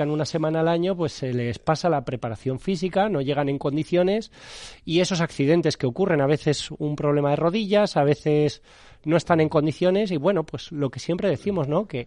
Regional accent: Madrid, Community of Madrid, Spain; Los que somos de Madrid, o ver un poquito verde, oxigenarse.

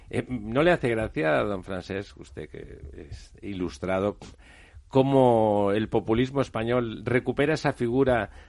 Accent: Barcelona, Catalonia, Spain; como barcelonés y como catalán

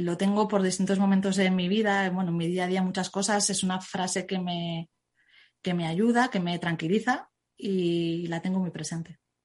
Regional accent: Zaragoza, Aragon, Spain; yo es que soy de Zaragoza

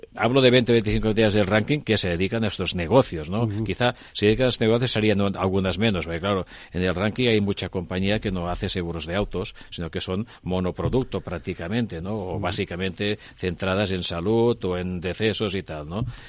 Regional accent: Spain; somos españoles y estamos en Europa

